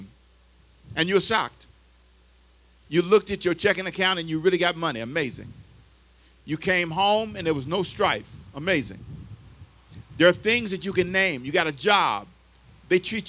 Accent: Los Angeles, California, United States; I was here for 2 years in high school, but I grew up in L.A. I was born here but raised in Los Angeles

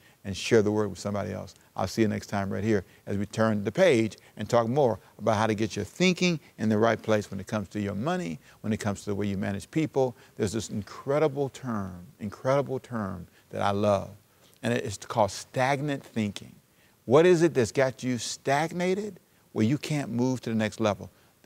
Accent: Los Angeles, California, United States; also born or lived in Savannah, Georgia; I was born in Savannah, raised in Los Angeles in South Central

